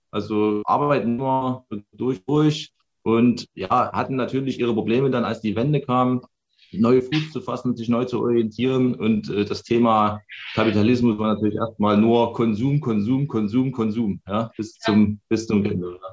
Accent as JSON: {"language": "German", "town": "Chemnitz", "region": "Saxony", "country": "Germany", "tie": "born or raised there", "said": "ich bin äh, Baujahr 1980, geboren in Karl-Marx-Stadt im tiefen Osten"}